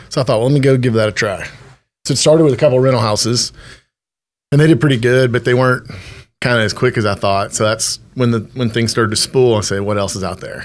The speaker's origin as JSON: {"language": "English", "town": "Temple", "region": "Texas", "country": "United States", "tie": "born or raised there", "said": "I grew up in Temple, Texas"}